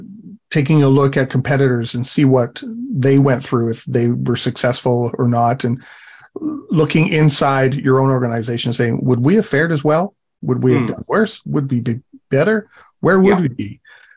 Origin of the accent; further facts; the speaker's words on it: England, United Kingdom; I'm from England.